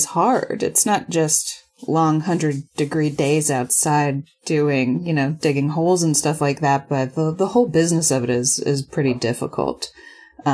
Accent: New York, United States; moved away as an adult; also born or lived in Boston; now in Austin, United States; I'm from New York and went to school in Boston

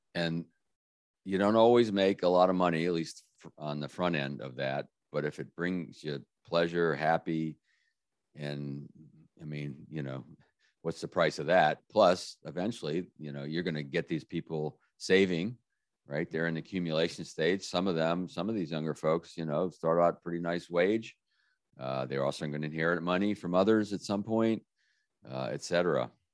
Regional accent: Washington, District of Columbia, United States; my hometown, uh, beautiful Washington, D.C.

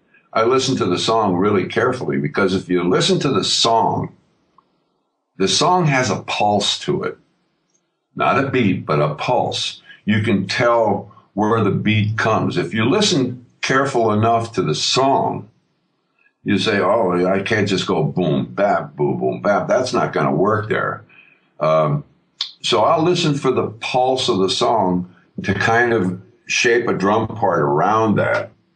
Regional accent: New York, United States; When I was a kid growing up in New York

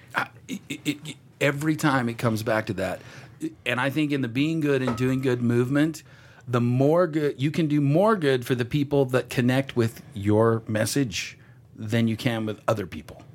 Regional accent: Texas, United States; I'm from Texas too.

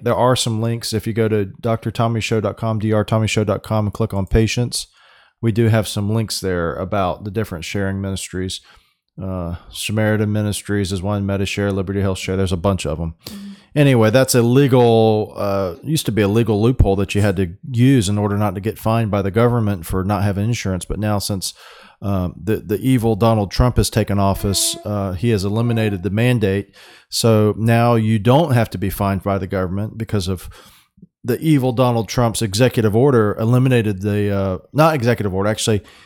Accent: Florida, United States; we're from Florida or I'm from Florida and you know we're in Florida

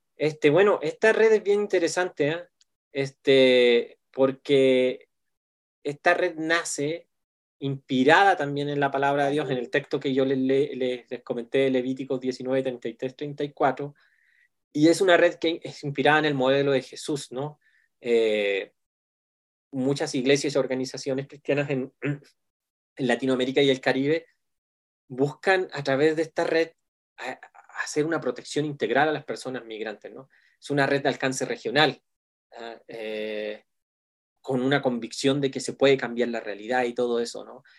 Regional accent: Chile; now in Mexico City, Mexico; yo soy un pastor chileno pero que vive aquí en la gran ciudad de México

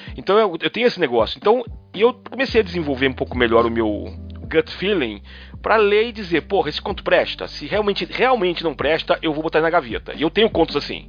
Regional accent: Rio de Janeiro, Brazil; now in São Paulo, Brazil; Sou carioca, mas moro em São Paulo.

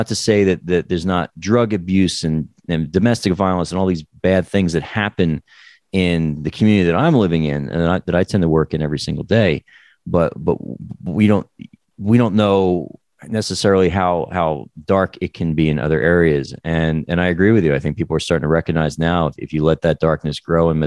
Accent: New Jersey, United States; also born or lived in New York; I grew up in New Jersey

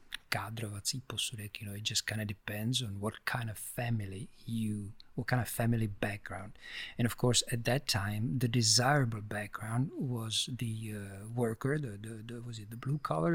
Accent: Prague, Czechia; born there; I was, like I said, I was born in Prague

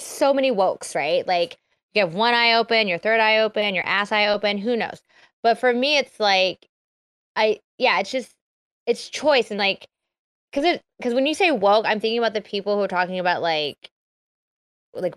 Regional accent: Philippines; I'm Filipino

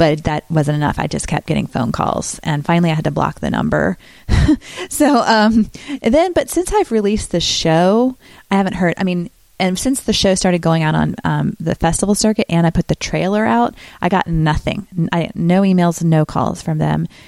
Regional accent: Greensboro, North Carolina, United States; moved away as an adult; also born or lived in Chicago; now in Los Angeles, United States; Greensboro, North Carolina, my hometown, with people I know who grew up with me

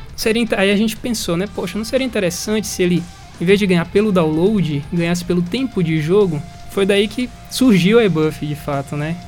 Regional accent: Salvador, Bahia, Brazil; now in Ribeirão Preto, Brazil; um pouco do sotaque que vocês tenham notado diferente é porque nós não somos naturais de Ribeirão Preto, nós somos de Salvador

